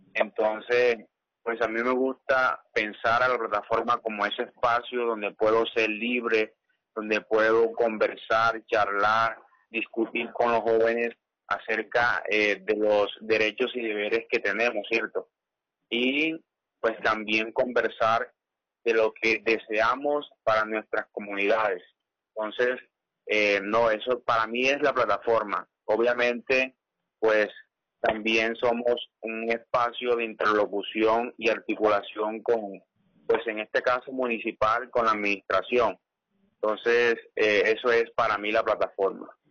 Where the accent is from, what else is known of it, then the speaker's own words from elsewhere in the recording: Sincé, Sucre, Colombia; Yo soy del corregimiento de Granada.